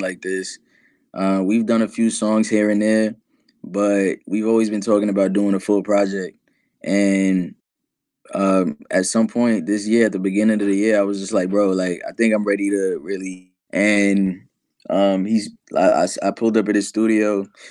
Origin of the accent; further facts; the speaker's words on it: New York City, New York, United States; I'm from New York City